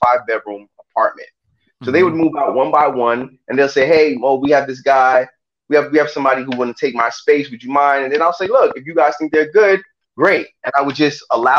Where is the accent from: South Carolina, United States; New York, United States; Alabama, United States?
New York, United States; New York City; I was born in Brooklyn.